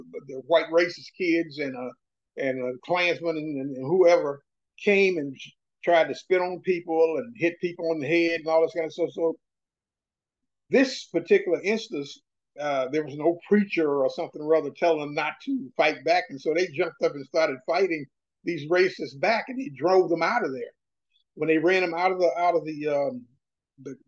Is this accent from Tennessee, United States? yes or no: yes; Chattanooga, Tennessee, United States; moved away as an adult; I grew up in Chattanooga, Tennessee